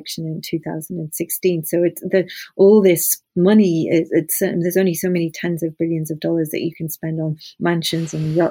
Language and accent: English; the north of England, United Kingdom; I grew up in the north of England